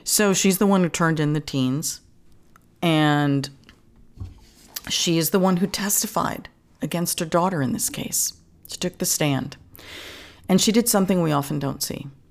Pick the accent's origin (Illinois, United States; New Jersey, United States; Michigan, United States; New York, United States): New York, United States; New York City; I grew up in Queens, you know, in an apartment building